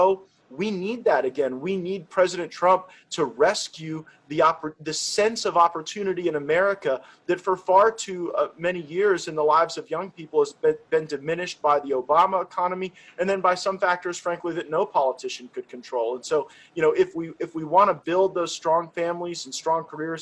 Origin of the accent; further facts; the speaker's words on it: Florida, United States; I'm from Florida, where we cherish our seniors